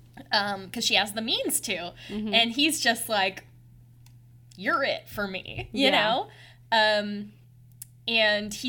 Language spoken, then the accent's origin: English; United States; I'm an American